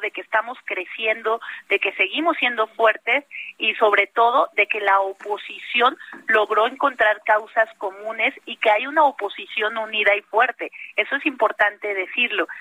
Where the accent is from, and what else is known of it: Mexico